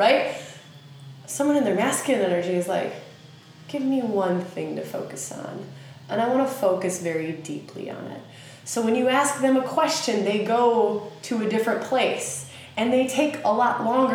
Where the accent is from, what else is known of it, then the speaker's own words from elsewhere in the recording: United States; accent: redneck; my sweet redneck accent